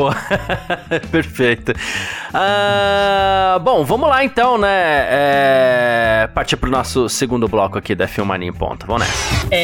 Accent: Brazil; pra gente enquanto brasileiro

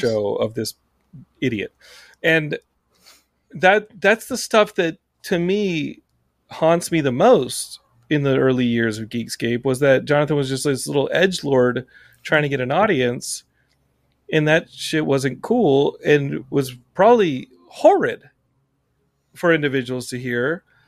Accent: Texas, United States; Texas, my home state

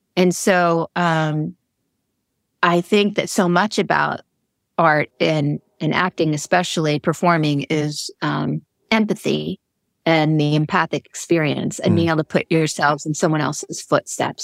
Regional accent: Long Island, New York, United States; I grew up in Long Island.

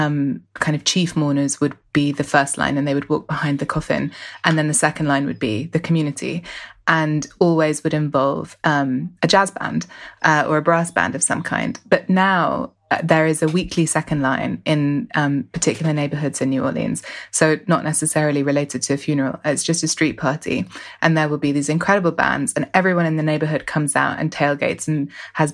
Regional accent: London, United Kingdom; I grew up in West London, and I grew up sort of participating in Notting Hill Carnival as a child

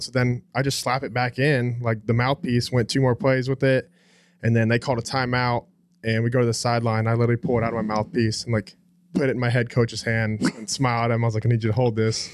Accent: Haslet, Texas, United States; born or raised there; also born or lived in Phoenix, Arizona

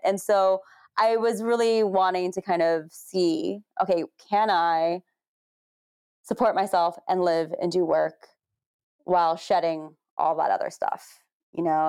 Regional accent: United States; being Asian American

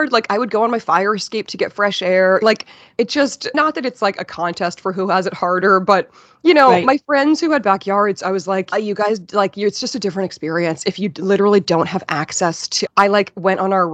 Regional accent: Weston, Massachusetts, United States; moved away as an adult; also born or lived in South Boston; now in New York City, United States; I grew up in Weston, right outside the city

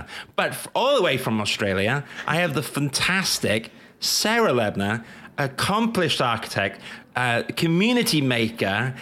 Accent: London, United Kingdom; I'm from London.

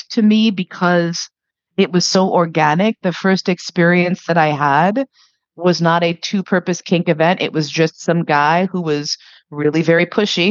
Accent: New York, United States; growing up in New York, the only lev community I'd seen was gay men in the West Village

